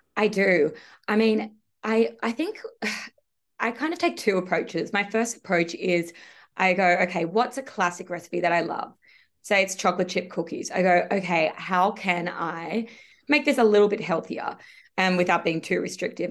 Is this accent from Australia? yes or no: yes; Sydney, New South Wales, Australia; I am from Sydney. I've always lived in Sydney, so I grew up here